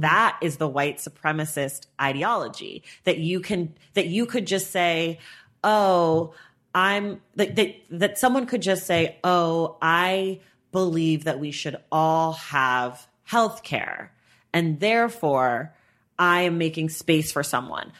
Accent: United States; I was born in America, so I am an American citizen

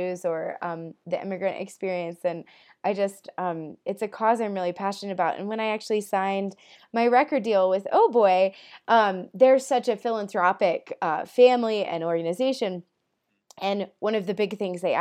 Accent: United States; also born or lived in Colorado; I was born here in America.

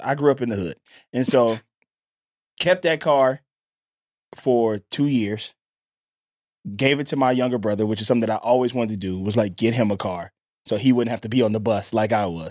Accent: Mississippi, United States; I'm from Mississippi

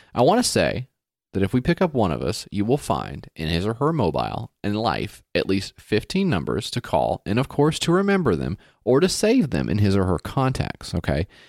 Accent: United States; me as an American guy

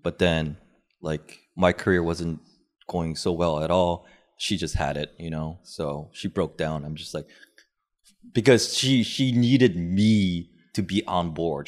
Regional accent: United States; being Korean American

